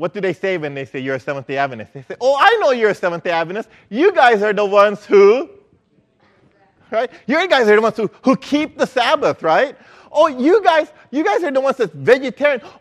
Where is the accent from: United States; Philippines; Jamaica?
Philippines; moved away; I grew up in the Philippines